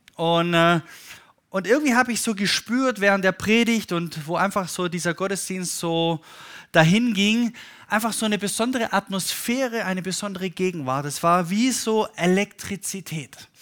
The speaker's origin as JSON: {"language": "German", "town": "Stuttgart", "region": "Baden-Württemberg", "country": "Germany", "said": "mit meinen Eltern, die auch Pastoren sind, auf einer Konferenz war bei uns in Stuttgart"}